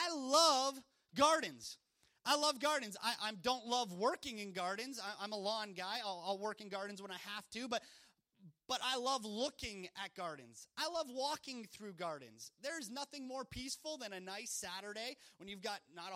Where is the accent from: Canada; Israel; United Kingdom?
Canada; moved away as an adult; now in Louisiana, United States; In Canada, growing up in Canada, it was wonderful